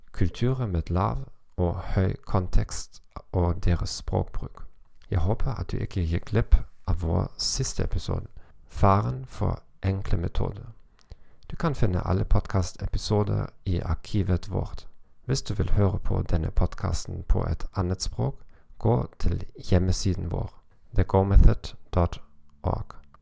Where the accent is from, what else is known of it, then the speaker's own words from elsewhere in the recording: Germany; Norwegian is a second language; som tysker og fra en lav kontekstkultur